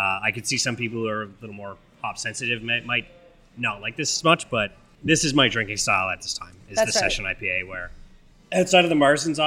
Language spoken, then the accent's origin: English; Quebec, Canada; first language English; moved away; we have one back home. Especially in Quebec, because it is French predominantly